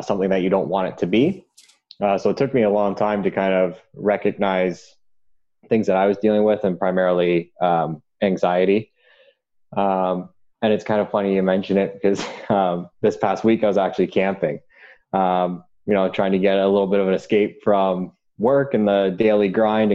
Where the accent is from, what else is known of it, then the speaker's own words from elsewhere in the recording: Durham Region, Ontario, Canada; growing up in the Durham region